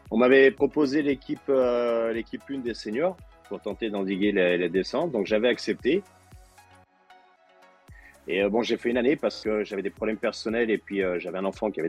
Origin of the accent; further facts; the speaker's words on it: Oullins, Auvergne-Rhône-Alpes, France; j'étais au casse-colle dès l'âge de 5 ans, parce que je suis originaire d'Oulin.